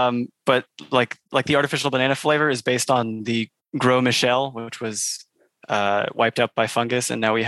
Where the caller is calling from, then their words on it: San Diego, California, United States; San Diego. North County.